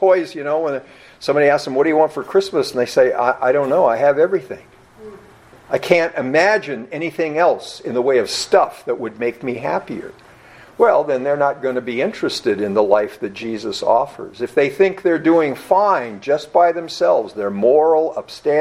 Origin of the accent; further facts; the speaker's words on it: United States; being an American